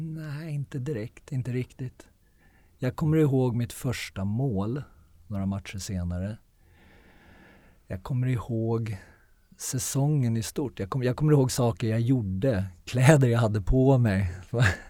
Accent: Sweden; moved away as an adult; jag är svensk

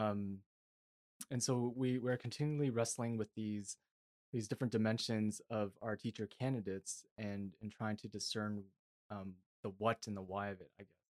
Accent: Toronto, Ontario, Canada; now in British Columbia, Canada; I come from Toronto

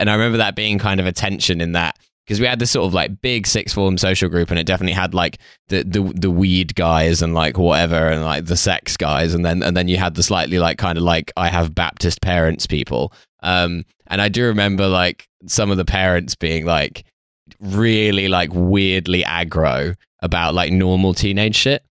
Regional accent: United Kingdom; I grew up like just outside London

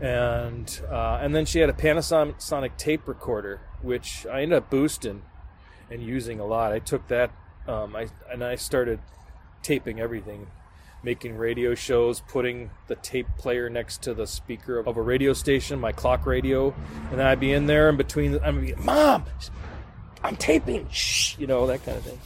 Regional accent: Berlin, Wisconsin, United States; I grew up in Berlin, Wisconsin, spelled like Berlin, Germany, but pronounced Berlin. Small town, pretty much smack dab in the middle of the state.

